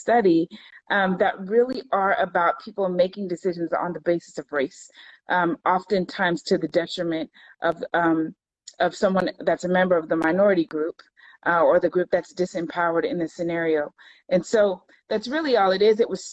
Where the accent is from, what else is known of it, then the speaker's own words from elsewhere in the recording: California, United States; also born or lived in Florida; now in Virginia, United States; I live in Virginia. I'm originally from California